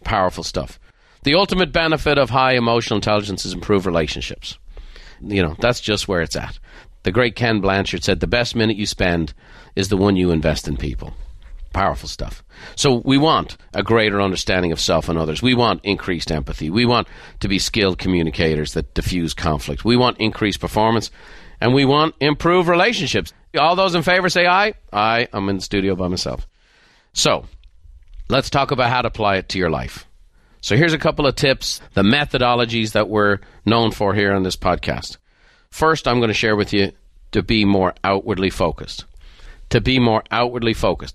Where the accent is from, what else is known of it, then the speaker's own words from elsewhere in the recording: Ireland; moved away; growing up in Ireland